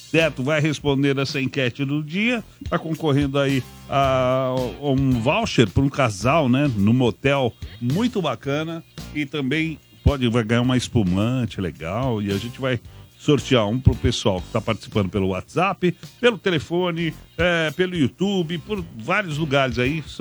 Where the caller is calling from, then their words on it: Santo André, São Paulo, Brazil; eu sou daqui de Santo André.